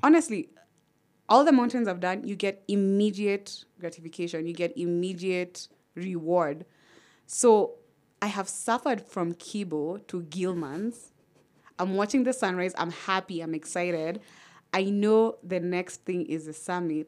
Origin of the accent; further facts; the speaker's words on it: Kenya; I'm Kenyan